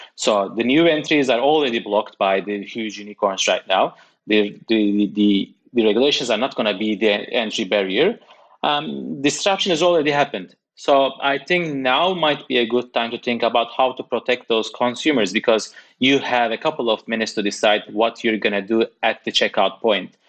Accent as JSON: {"language": "English", "country": "Turkey", "moved": "yes", "lives_now": "United Kingdom", "said": "I'm coming from Turkey, working in the UK"}